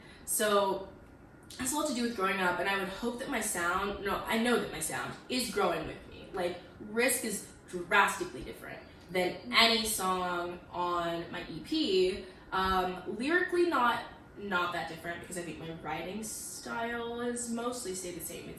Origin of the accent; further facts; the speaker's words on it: Midwest, United States; moved away as an adult; now in New York, United States; I am from the Midwest